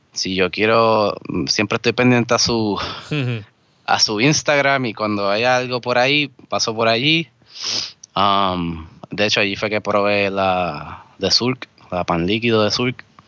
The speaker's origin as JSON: {"language": "Spanish", "town": "Vega Alta", "country": "Puerto Rico", "tie": "born or raised there", "moved": "yes", "lives_now": "Cupey, Puerto Rico", "said": "me considero de Vega Alta, porque allí fue que me crié"}